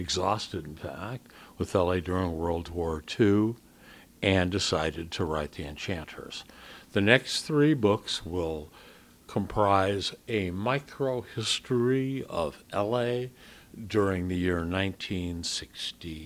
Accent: Los Angeles, California, United States; I grew up on the south edge of Hollywood and adjoining the Wilshire District

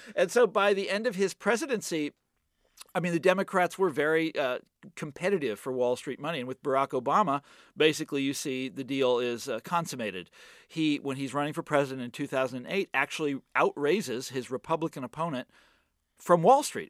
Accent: Kansas City, United States; moved away; my hometown

